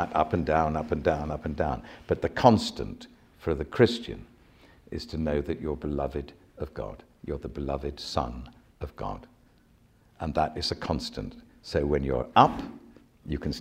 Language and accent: English; Sandwich, South East England, United Kingdom; I come from Sandwich in Kent